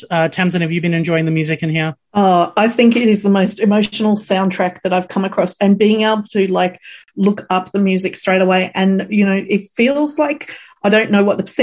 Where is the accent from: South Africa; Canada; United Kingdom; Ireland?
United Kingdom; England; born there; I, didn't grow up in the 70s in Australia, I was born in England.